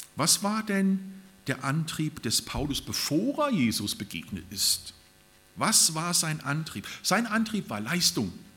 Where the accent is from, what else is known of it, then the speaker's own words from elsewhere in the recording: Germany; also born or lived in Japan; bei uns in Deutschland